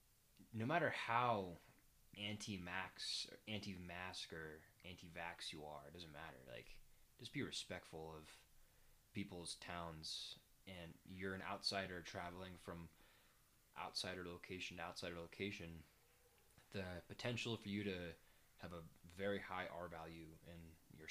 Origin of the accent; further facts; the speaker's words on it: Casper, Wyoming, United States; my hometown that I grew up in, Casper, is larger than San Francisco.